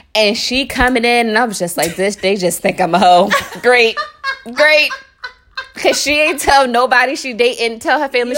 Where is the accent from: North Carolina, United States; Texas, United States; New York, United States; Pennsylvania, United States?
Pennsylvania, United States; Philadelphia; I grew up in North Philly, and it ain't the North Philly you can Google right now